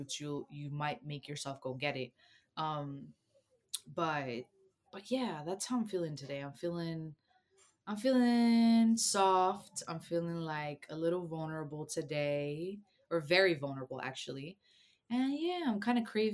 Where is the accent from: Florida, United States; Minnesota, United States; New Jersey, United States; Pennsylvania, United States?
New Jersey, United States; also born or lived in Costa Rica; I grew up in New Jersey, but I was born in Costa Rica